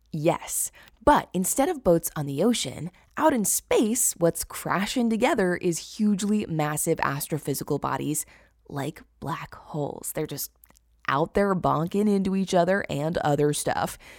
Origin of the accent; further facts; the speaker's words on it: California, United States; my home state